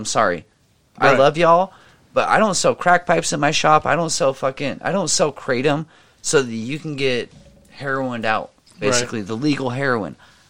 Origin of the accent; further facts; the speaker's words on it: Idaho, United States; moved away; also born or lived in Oregon; I was born in Idaho, but I bleed green.